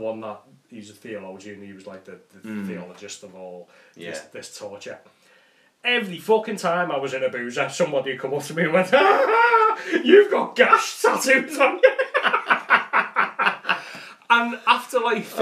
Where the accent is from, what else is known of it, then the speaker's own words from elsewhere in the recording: Liverpool, North West England, United Kingdom; I'm a Scouser